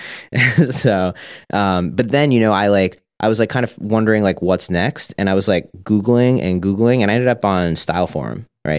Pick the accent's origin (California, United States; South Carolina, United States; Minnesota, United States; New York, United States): New York, United States; Suffolk County, Long Island; born and raised Suffolk.